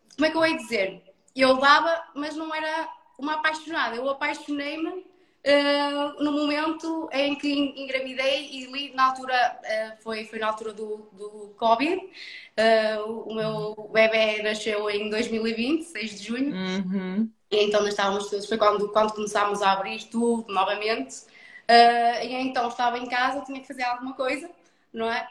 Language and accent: Portuguese; Felgueiras, Norte, Portugal; sou, sou do, do Norte, sou de Felgueiras, um, ehm, do Conselho do, do Porto